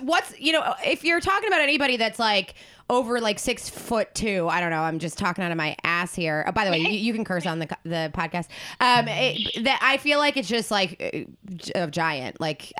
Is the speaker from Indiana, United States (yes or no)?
no; Woodbury, New Jersey, United States; I'm from Gloucester County